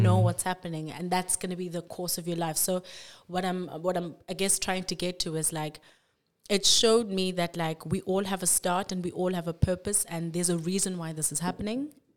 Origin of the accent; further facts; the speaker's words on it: Cape Town, Western Cape, South Africa; also born or lived in Grahamstown; born and bred in Cape Town. I've been here all my life.